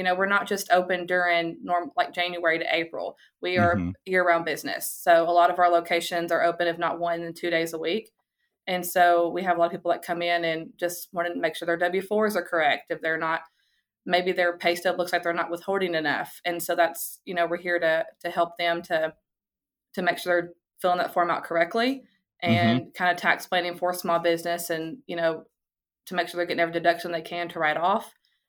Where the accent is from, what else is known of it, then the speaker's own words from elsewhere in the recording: Portland, United States; Yeah, so all my family, we're all from Portland. We're all from here. My siblings live in Portland and my mom and dad are all from here.